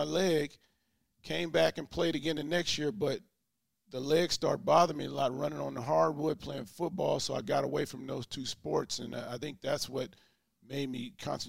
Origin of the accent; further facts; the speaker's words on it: Sacramento, California, United States; also born or lived in Richmond, California; I was born in California in the Richmond area and ended up being adopted by a young lady by the name of Alice Neal. She was from Louisiana, and we moved to Sacramento. And I ended up living in Sacramento